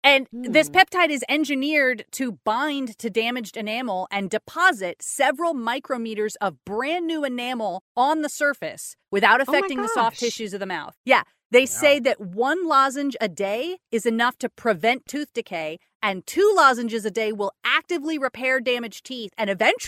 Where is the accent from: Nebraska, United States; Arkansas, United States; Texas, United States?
Texas, United States; Austin; I grew up here in Austin my entire life and I've had people to my face angrily tell me that I am lying. Because I do not sound like that. I'm like, look, man, my accent's all over the place.